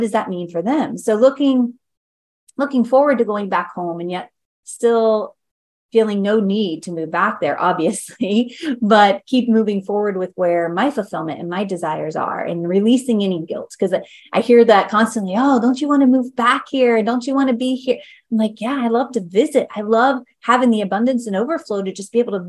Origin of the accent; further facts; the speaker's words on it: Baltimore, Ohio, United States; moved away; also born or lived in Pataskala, Ohio / Pickerington, Ohio; my hometown is Baltimore, Ohio, but I went to school from Pataskala, Ohio